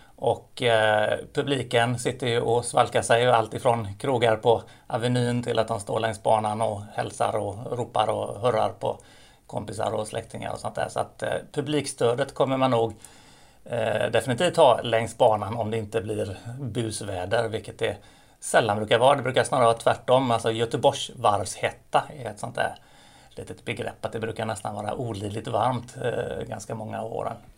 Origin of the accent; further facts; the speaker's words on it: Gothenburg, Västra Götaland, Sweden; som göteborgare, ta emot en massa människor som kommer till vår vackra stad